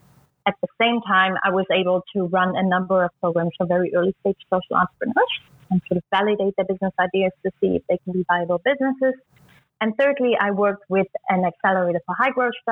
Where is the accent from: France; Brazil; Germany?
Germany; East Germany; moved away; I was born and raised in East Germany